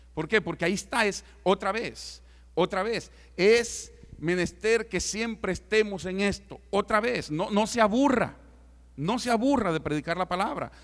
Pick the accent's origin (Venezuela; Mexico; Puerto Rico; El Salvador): El Salvador; moved away; yo como salvadoreño no puedo entrar a muchos lugares